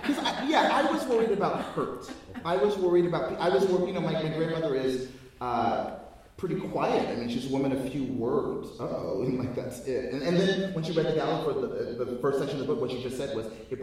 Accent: United States; I'm African American

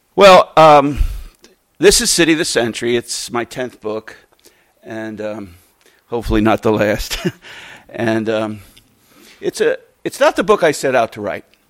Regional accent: Reading, Pennsylvania, United States; Reading's my hometown, a real railroad town

